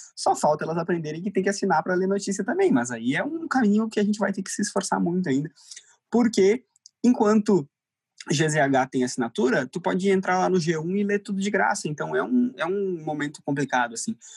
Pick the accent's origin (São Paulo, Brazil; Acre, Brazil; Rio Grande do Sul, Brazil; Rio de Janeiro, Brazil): Rio Grande do Sul, Brazil; Torres; moved away as an adult; now in Porto Alegre, Brazil; eu não sou daqui, eu sou de Torres